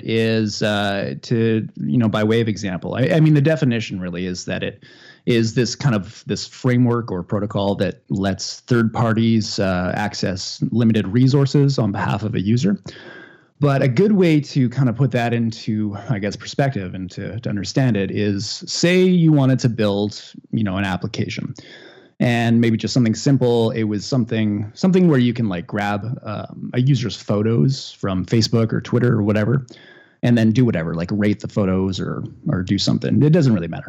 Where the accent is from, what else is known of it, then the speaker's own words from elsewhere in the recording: Northern Canada, Canada; now in Ottawa, Canada; I grew up in Northern Canada, and I guess that's what you're hearing.